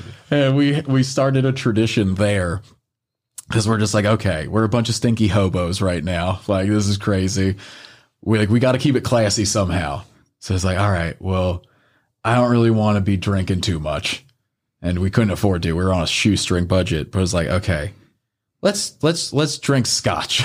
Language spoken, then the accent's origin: English; the North, Northern United States, United States; being a Northerner